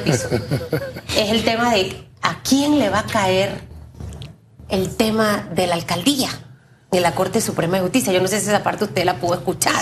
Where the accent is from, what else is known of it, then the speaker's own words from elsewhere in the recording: Panama; como panameños